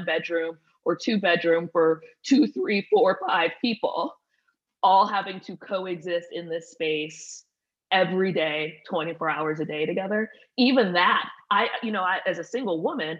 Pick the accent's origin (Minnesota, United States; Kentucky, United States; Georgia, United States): Georgia, United States; Atlanta; also born or lived in Indianapolis; went to Atlanta in fifth grade and then, you know, graduated high school out of Atlanta